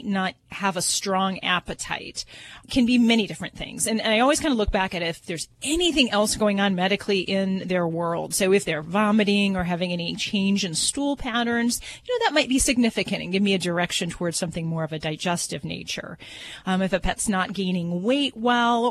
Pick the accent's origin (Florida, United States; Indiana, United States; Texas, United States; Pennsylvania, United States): Indiana, United States; Hammond; I'm from Hammond, Indiana, so not too far from those woods.